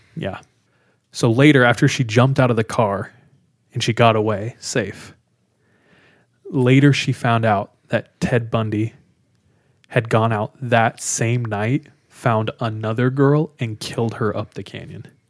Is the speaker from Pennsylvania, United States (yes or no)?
no; California, United States; moved away as an adult; now in Utah, United States; I'm from California, grew up in California